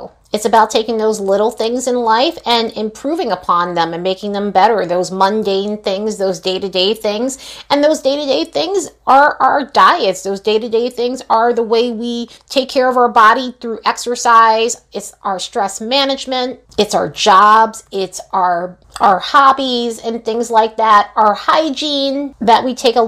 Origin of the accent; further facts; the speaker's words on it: New York, United States; now in Las Vegas, United States; I am originally from New York